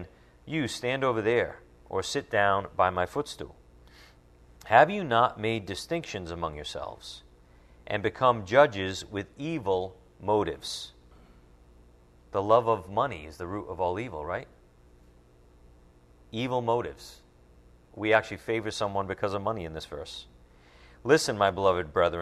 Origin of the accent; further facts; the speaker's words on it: United States; as American believers